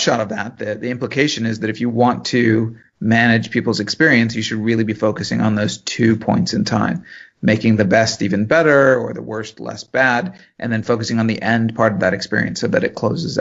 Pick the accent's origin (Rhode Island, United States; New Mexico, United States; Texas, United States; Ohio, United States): Ohio, United States; Cleveland; I grew up in the Cleveland area